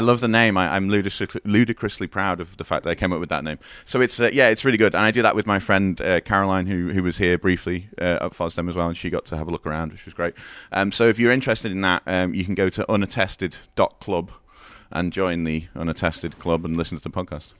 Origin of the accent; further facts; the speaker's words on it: Liverpool, North West England, United Kingdom; I'm from Liverpool